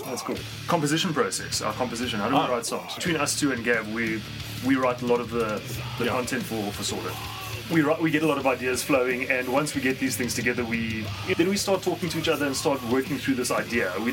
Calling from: Johannesburg, Gauteng, South Africa; coming to you from Johannesburg, South Africa.

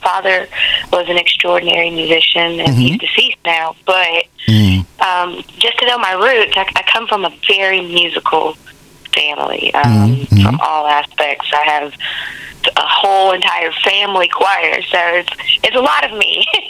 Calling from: Huntsville, Alabama, United States

